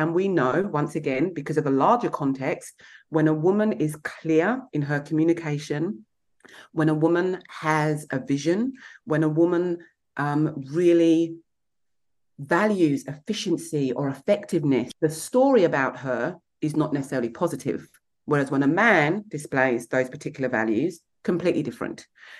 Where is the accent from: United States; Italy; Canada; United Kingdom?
United Kingdom; England; Then add being English.